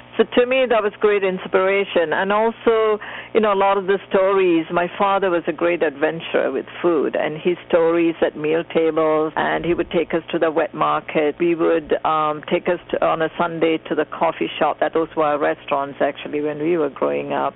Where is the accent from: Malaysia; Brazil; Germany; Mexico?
Malaysia; moved away; I grew up in Malaysia